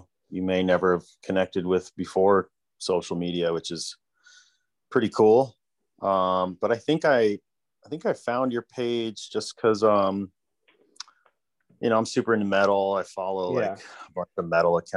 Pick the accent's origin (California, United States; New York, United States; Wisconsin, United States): New York, United States; New York City; I grew up in New York City. I was born and raised in New York